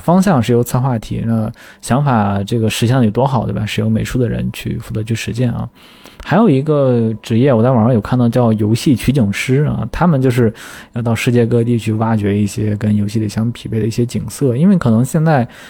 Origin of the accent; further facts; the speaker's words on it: Shandong, China; 我山东人嘛